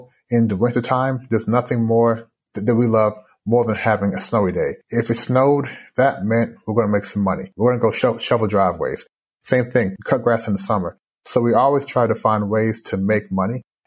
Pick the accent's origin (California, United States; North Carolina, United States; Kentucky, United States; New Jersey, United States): Kentucky, United States; Louisville; born or raised there; moved away as an adult; also born or lived in Canada; now in Shanghai, China